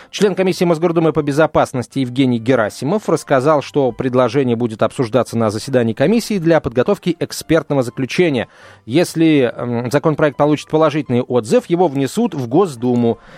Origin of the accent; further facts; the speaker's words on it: Odesa, Odesa Oblast, Ukraine; Я одессит, и сегодня услышал новость, что правый сектор собирается снести памятник детей Екатерины, который стоит в Одессе уже ну, очень давно